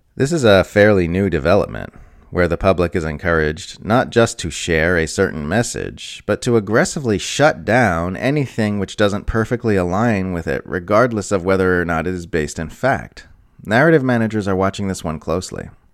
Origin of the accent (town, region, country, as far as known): United States